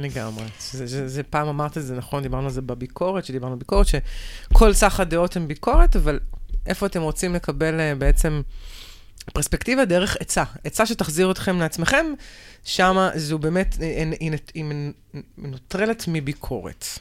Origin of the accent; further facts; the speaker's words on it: near Bnei Brak, Tel Aviv District, Israel; אני גדלתי ליד בני ברק